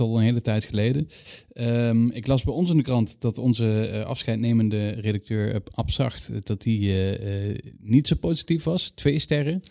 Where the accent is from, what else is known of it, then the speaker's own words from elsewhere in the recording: Limburg, Netherlands; Ik ben een Limburger